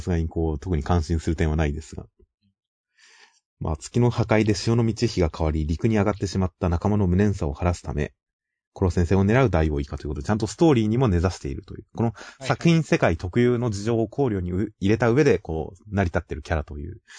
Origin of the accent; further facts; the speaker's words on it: Kanagawa, Japan; 地元神奈川のデザインで